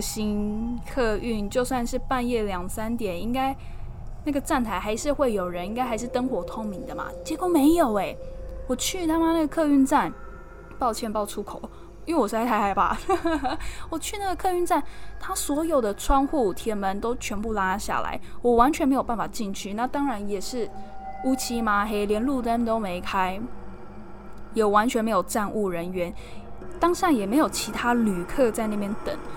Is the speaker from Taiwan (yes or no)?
yes; Taiwan; moved away as an adult; now in London, United Kingdom; 我一个打从台湾来的，才，来这边两个月